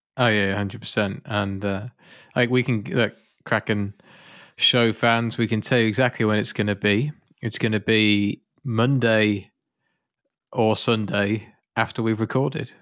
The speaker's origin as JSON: {"language": "English", "country": "United Kingdom", "said": "I'm British."}